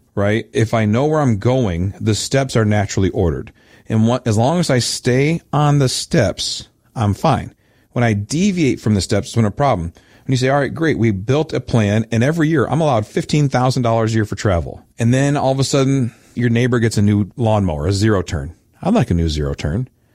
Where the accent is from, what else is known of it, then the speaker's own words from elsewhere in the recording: Midwest, United States; I'm a good Midwesterner